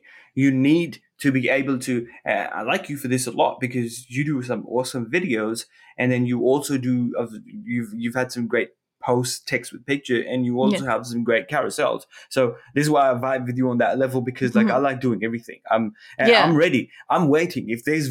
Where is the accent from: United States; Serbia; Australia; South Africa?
Australia; look, I'm Australian. I like surfing it.